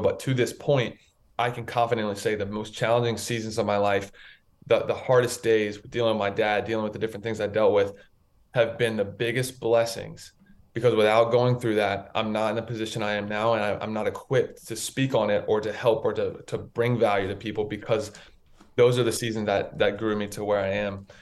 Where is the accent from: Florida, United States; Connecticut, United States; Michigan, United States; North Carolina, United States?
North Carolina, United States; Raleigh; I'm from Raleigh, North Carolina. I grew up in uh, in North Carolina